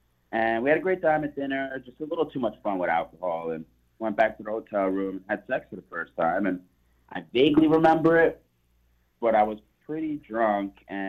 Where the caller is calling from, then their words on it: Hampton, United States; I'm …, and I'm calling from Hampton.